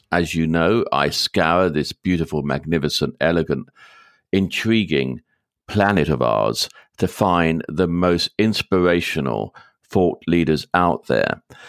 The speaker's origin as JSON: {"language": "English", "region": "London", "country": "United Kingdom"}